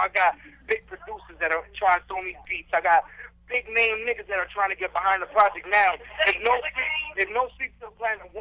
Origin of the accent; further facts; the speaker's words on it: New York City, New York, United States; I'm from Jackson Heights. It's the melting pot of America.